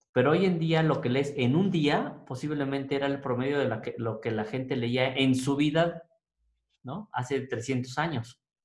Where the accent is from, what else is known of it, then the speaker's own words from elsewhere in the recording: Mexico; quiénes somos como mexicanos